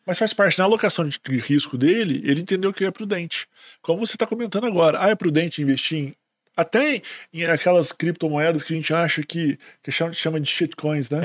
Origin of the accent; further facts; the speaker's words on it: Minas Gerais, Brazil; accent: mineiro; eu sou mineiro